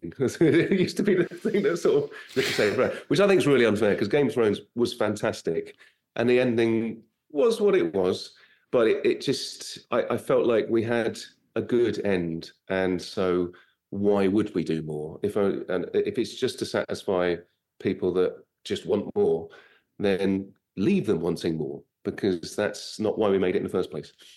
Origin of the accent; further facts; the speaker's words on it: United Kingdom; moved away as an adult; now in United States; I'm British